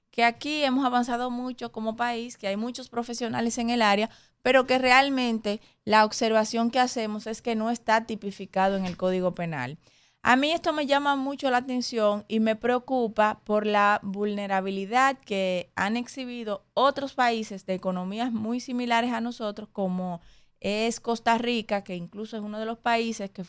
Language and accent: Spanish; Dominican Republic; somos nosotros, estamos nosotros como República Dominicana.